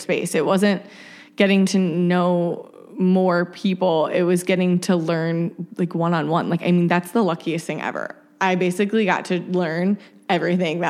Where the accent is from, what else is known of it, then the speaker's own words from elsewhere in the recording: Akron, Ohio, United States; moved away; Akron, my hometown